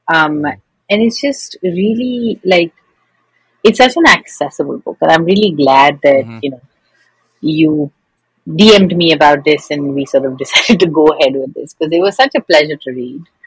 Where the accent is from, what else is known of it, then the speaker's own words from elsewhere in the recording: India; moved away as an adult; now in United States; when I was growing up in India